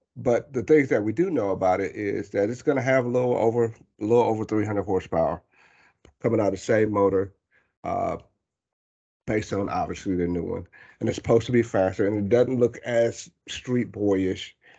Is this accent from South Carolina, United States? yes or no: yes; Ellery, South Carolina, United States; moved away; I grew up partially in Ellery, South Carolina.